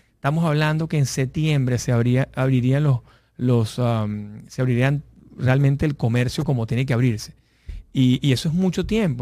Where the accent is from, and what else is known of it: Venezuela